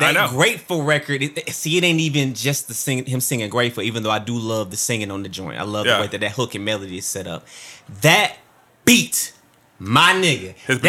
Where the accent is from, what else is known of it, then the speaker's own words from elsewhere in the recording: Columbus, Mississippi, United States; We're both from Mississippi. We're both from Columbus.